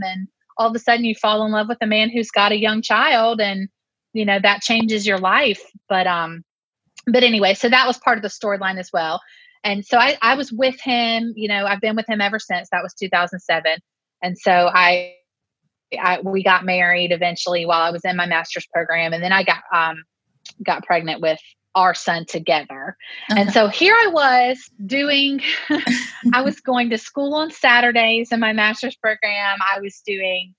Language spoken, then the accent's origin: English; Lexington, South Carolina, United States; I grew up in Lexington, South Carolina